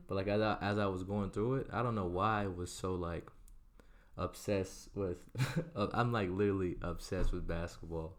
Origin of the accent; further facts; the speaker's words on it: Orlando, Florida, United States; also born or lived in San Antonio, Texas / Barcelona; I lived there for nine years and then I moved to Orlando, Florida.